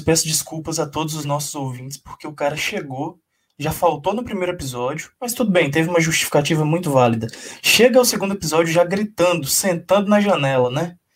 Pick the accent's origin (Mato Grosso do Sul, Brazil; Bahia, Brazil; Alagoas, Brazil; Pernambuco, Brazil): Bahia, Brazil; Brumado; moved away; also born or lived in Belo Horizonte; Brumado, que é a cidade de onde eu venho